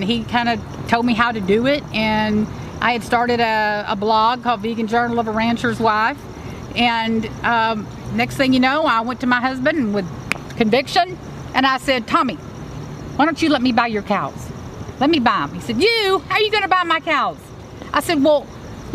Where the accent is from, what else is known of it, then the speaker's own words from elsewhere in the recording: Houston, Texas, United States; I'm a city girl. You know, I wasn't raised on the ranch. Mm-hmm. I was raised in Houston